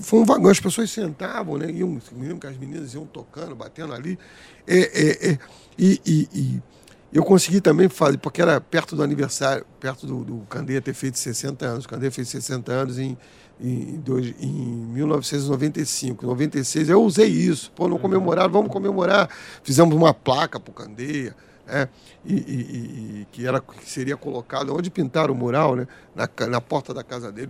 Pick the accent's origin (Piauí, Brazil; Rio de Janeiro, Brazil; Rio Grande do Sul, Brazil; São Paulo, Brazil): Rio de Janeiro, Brazil; also born or lived in Madureira, Rio de Janeiro; Eu nasci em Madureira, fui criado em Oswaldo Cruz.